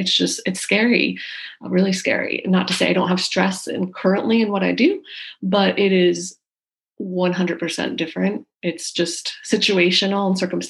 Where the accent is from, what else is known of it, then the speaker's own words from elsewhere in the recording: New Jersey, United States; also born or lived in Chicago; now in Charleston, United States; I'm originally from New Jersey, outside New York City